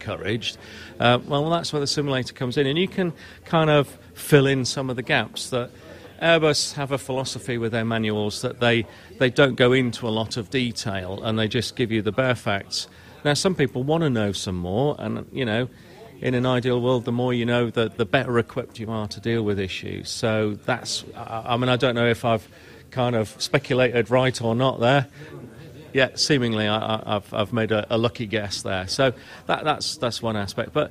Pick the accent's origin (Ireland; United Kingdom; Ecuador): United Kingdom; moved away; I'm British